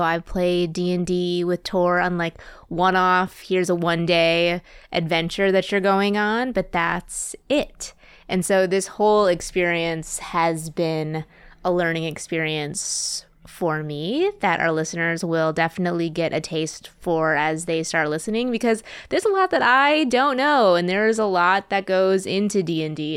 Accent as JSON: {"language": "English", "region": "Wisconsin", "country": "United States", "also_born_or_lived": "Twin Cities, Minnesota", "moved": "yes", "said": "I'm from the Midwest. I'm from Wisconsin originally"}